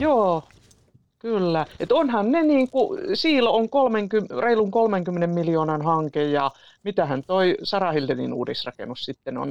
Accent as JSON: {"language": "Finnish", "town": "Iisalmi", "region": "North Savo", "country": "Finland", "moved": "yes", "lives_now": "Tampere, Finland", "said": "olen pikkukaupungista, tai sanoinko, olen Iisalmesta"}